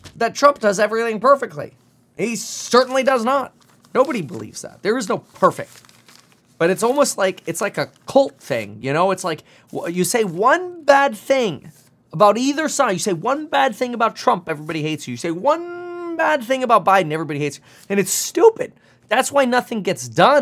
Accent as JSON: {"language": "English", "country": "Germany", "moved": "yes", "lives_now": "United States", "said": "I'm from Germany"}